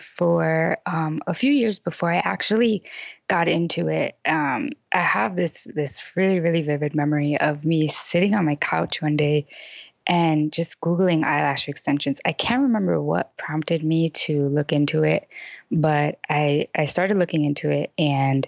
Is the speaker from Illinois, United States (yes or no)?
yes; Chicago, Illinois, United States; moved away as an adult; I grew up in Chicago, I was still starting over because I hadn't lived in Chicago for over 4 years